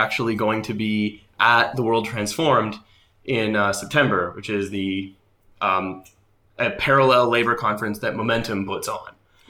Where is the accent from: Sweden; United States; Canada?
Canada; moved away as an adult; now in United Kingdom; So I moved to Britain from Canada to study. So I moved there in 2011 to study. I sort of kept studying, and then I just sort of ended up staying